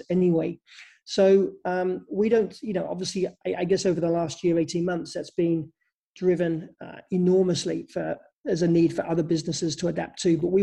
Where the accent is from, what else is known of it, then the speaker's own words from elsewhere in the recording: England, United Kingdom; moved away; I come from England originally